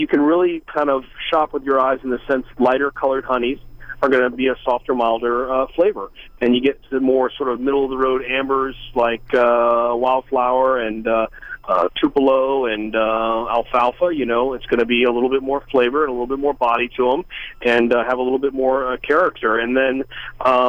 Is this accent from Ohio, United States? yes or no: no; Louisiana, United States; I'm from Louisiana